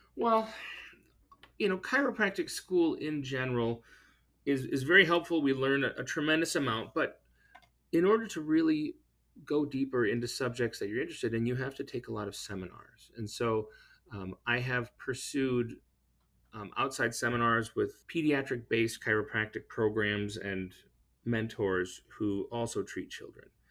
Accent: La Crosse, Wisconsin, United States; I hail from La Crosse, Wisconsin

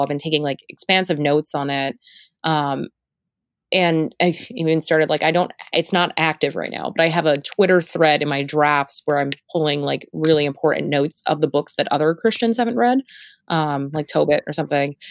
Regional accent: Florida, United States; I'm from Florida

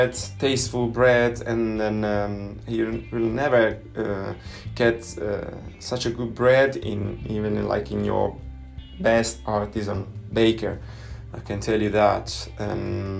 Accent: Italy; English is a second language; I'm Italian, I'm not an English speaker

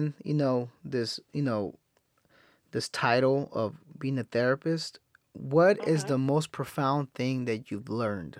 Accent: Salinas, California, United States; growing up where I grew up in Salinas, I've seen a lot of crazy stuff.

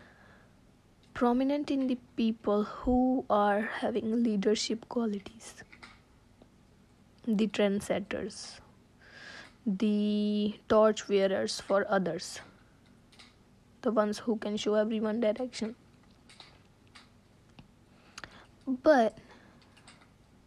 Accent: India; I'm from India

